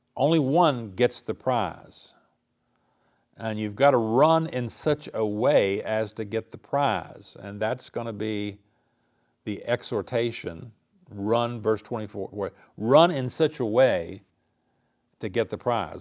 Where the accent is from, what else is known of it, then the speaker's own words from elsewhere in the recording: the South, United States; I grew up in the South in a Christian culture